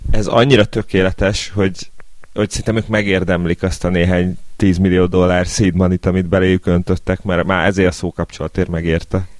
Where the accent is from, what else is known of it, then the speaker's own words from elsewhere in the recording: Budapest, Hungary; én Angyalföldön nőttem fel